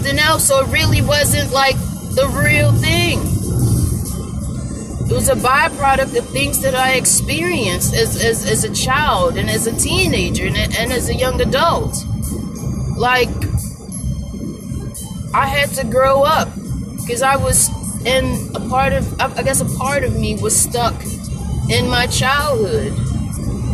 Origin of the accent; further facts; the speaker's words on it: Baltimore, Maryland, United States; growing up where I grew up in Baltimore City, Maryland